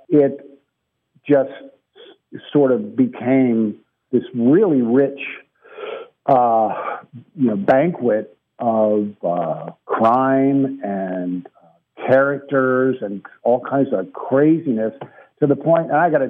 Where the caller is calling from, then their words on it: Atlanta, Georgia, United States; I'm calling from Atlanta, which is where I've lived for over 20 years.